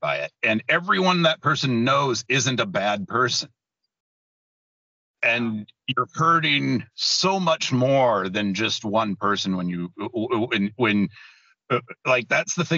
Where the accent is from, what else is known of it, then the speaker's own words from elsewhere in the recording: Tacoma, Washington, United States; I was born in Tacoma. My parents were born in Tacoma